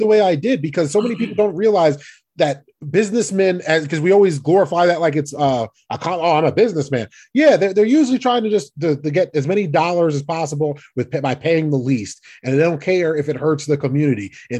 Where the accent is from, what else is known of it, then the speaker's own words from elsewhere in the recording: New Jersey, United States; We're from Jersey.